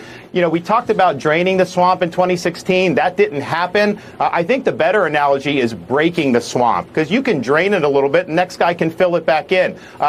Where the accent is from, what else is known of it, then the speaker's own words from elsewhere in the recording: Florida, United States; growing up in Florida.